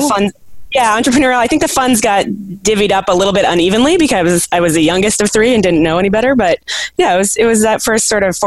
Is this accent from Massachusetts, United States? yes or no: yes; Boston, Massachusetts, United States; I grew up outside of Boston, in fact, walking distance from Fenway Park where the Red Sox play